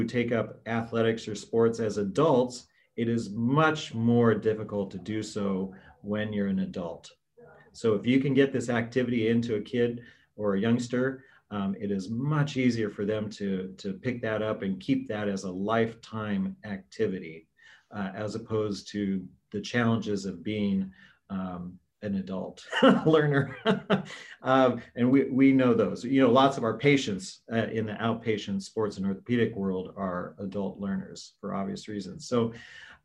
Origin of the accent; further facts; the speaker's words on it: Washington, United States; now in Washington, D.C., United States; my home state of Washington State